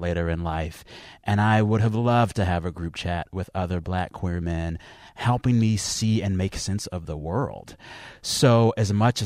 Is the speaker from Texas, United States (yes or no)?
yes; San Antonio, Texas, United States; I am from San Antonio, Texas, and I will rep that city and that state till the end of time. And no matter what, that's always home